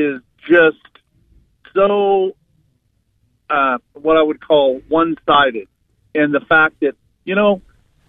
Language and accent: English; Portland, Oregon, United States; I'm from Oregon, downtown Portland